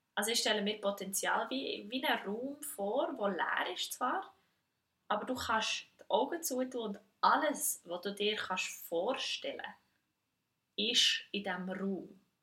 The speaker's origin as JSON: {"language": "German", "country": "Switzerland", "said": "ich als Schweizerin"}